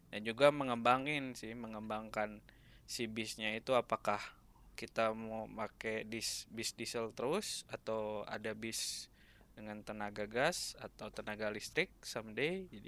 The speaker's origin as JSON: {"language": "Indonesian", "town": "Bandung", "region": "West Java", "country": "Indonesia", "tie": "born or raised there", "said": "di Bandung gue."}